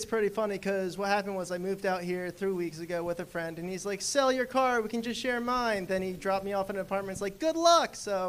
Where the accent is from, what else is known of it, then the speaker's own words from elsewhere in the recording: New Jersey, United States; New Jersey.